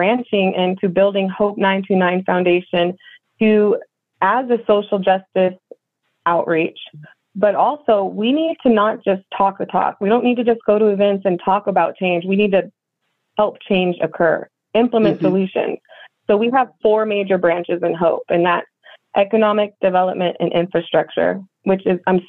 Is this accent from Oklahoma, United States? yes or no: no; Anchorage, Alaska, United States; moved away as an adult; now in Harrison, United States; I grew up in Anchorage, Alaska, born and raised